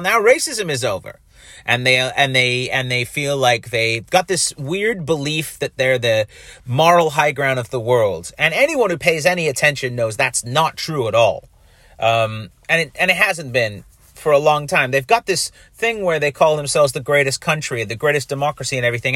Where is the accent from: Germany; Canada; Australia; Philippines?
Canada; I'm a Canadian and, uh, that I'm doing this podcast in Canada